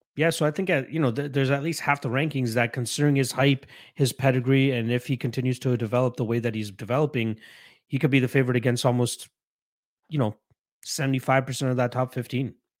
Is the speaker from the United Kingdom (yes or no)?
no; Canada; as a Canadian